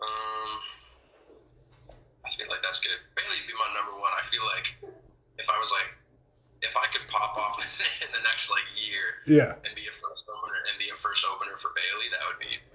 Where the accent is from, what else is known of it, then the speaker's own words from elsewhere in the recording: Toronto, Ontario, Canada; I grew up in Toronto.